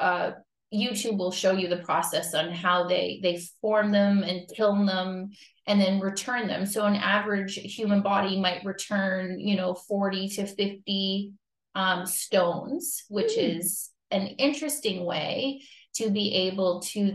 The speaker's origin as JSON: {"language": "English", "town": "Timmins", "region": "Ontario", "country": "Canada", "tie": "born or raised there", "also_born_or_lived": "Bobcaygeon, Ontario", "moved": "as an adult", "lives_now": "Fenelon Falls, Canada", "said": "I've spent more time here than I have in my hometown of Timmins"}